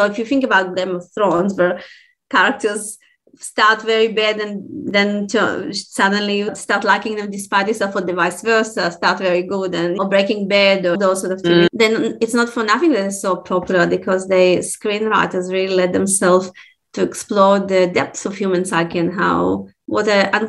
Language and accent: English; Russia; born there; also born or lived in Israel / Australia; so I was born in Russia, okay? And in Russia, when you read children's books, they say when the dogs say, Gav. Then I moved to Israel.